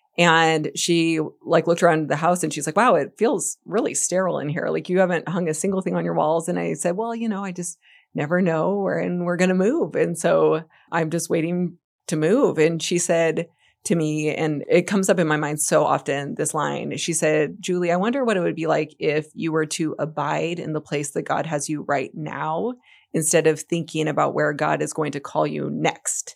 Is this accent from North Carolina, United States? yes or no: no; Gig Harbor, Washington, United States; moved away as an adult; also born or lived in Afghanistan; I grew up in Gig Harbor, I, and we had moved home to my hometown